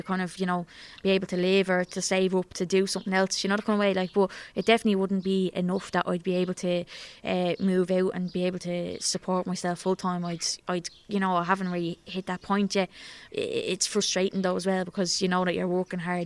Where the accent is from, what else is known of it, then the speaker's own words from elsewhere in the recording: Dublin, Leinster, Ireland; when I would have been growing up in Coolock